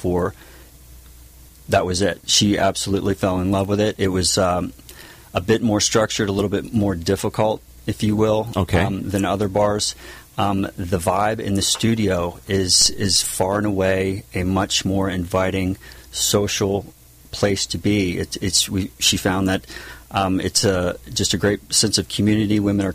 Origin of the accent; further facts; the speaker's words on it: Lewes, Delaware, United States; moved away as an adult; also born or lived in Tennessee; now in San Juan Capistrano, United States; I grew up in Lewis Beach, Delaware